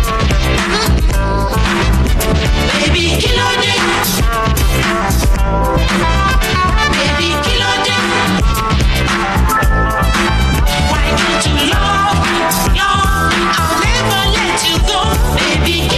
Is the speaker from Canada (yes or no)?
no; Nigeria; moved away; growing up in Nigeria